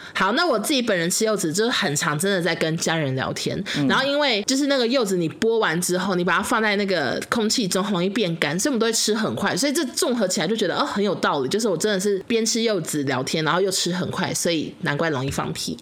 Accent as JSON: {"language": "Chinese", "country": "Taiwan", "said": "我们台湾人给你机会"}